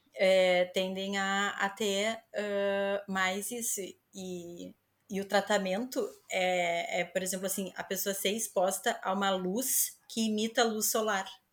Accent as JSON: {"language": "Portuguese", "town": "Porto Alegre", "region": "Rio Grande do Sul", "country": "Brazil", "moved": "as an adult", "lives_now": "Lisbon, Portugal", "said": "eu sou de Porto Alegre"}